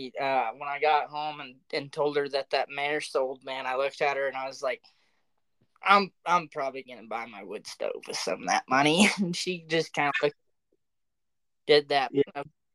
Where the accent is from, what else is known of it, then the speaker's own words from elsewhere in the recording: the South, United States; I was spoiled halfway growing up in the South and whitetail hunting